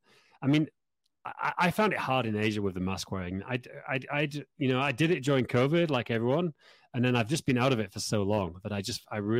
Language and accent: English; Yorkshire and the Humber, United Kingdom; moved away as an adult; now in Prague, Czech Republic; it's longer than I spent where I grew up in Yorkshire, you know, because I left there when I was 18.